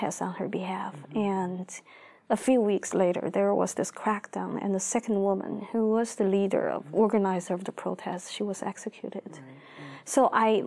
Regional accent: Beijing, China; I grew up in Beijing

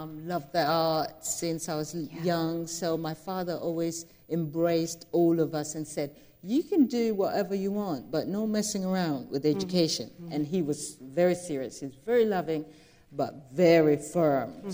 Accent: South Sudan; We came from South Sudan. We went through a civil war.

